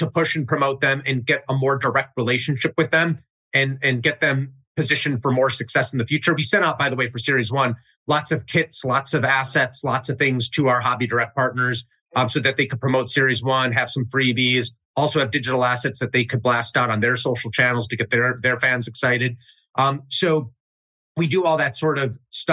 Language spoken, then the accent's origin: English; Chicago, Illinois, United States; I grew up in Chicago, north suburbs.